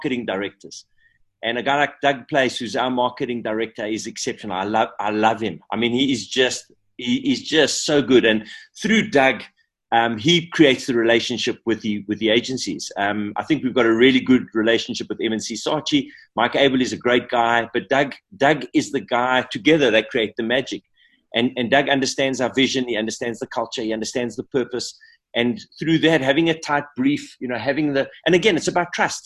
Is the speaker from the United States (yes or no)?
no; South Africa; we as a South African kind of creative nation